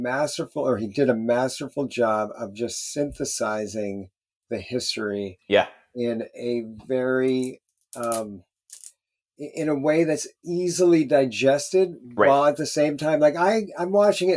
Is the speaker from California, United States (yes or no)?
no; Union, New Jersey, United States; also born or lived in New York City; we lived in the city until I was five, and then I grew up in New Jersey. And we grew up in Union County